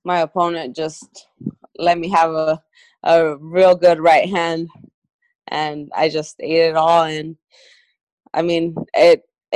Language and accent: English; Sonora, Mexico; from where I'm born in Sonora, Mexico